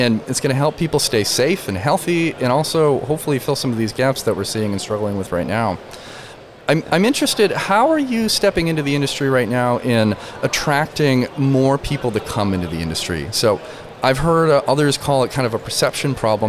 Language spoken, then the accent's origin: English; rural Michigan, United States; I grew up in rural Michigan